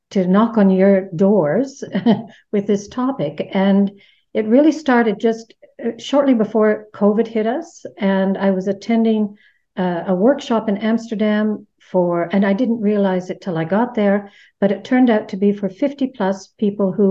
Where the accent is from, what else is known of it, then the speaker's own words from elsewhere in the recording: Canada; moved away as an adult; now in Netherlands; I'm Canadian, living here in the Netherlands for 30 years now this year.